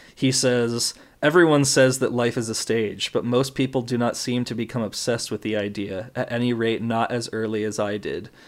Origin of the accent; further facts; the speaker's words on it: United States; I'm American and that I'm not Japanese